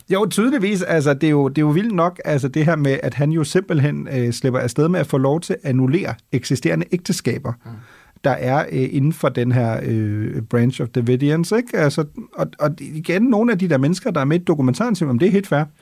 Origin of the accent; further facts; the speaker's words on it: Germany; now in Denmark; som tysker